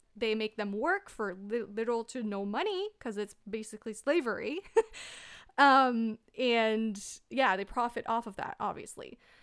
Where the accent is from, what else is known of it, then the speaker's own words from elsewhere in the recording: Canada; I'm a Canadian